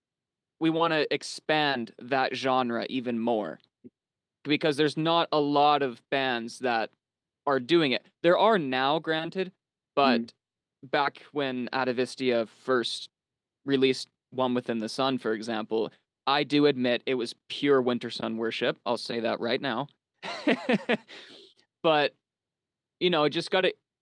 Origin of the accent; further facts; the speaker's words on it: Canada; also born or lived in United States / Finland (ancestry); I was born in Canada, grew up a little bit in the States, moved back to Canada, but obtained citizenship and my passport through my grandfather who was from Finland.